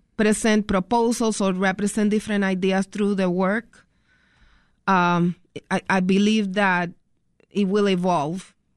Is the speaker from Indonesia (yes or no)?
no; Puerto Rico; moved away as an adult; now in Chicago, United States; growing up in Puerto Rico and then migrating to the United States